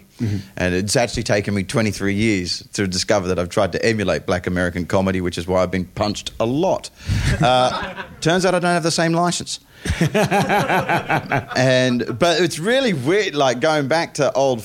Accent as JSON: {"language": "English", "town": "Perth", "region": "Western Australia", "country": "Australia", "moved": "as an adult", "lives_now": "England, United Kingdom", "said": "I come from Perth, Western Australia"}